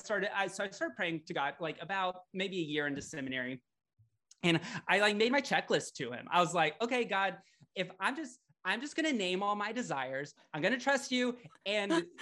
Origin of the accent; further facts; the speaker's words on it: Louisiana, United States; also born or lived in Florida; now in Portland, United States; I grew up in the South. I grew up in Louisiana.